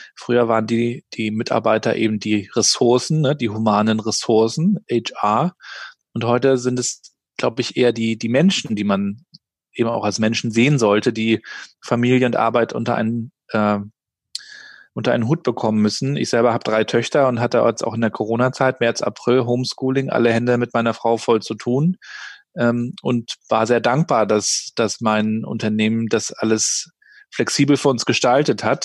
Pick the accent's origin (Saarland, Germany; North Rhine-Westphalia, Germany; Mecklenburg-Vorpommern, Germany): Mecklenburg-Vorpommern, Germany; Rostock; Ich bin ja in Rostock aufgewachsen, in der damaligen DDR noch, in den 80er Jahren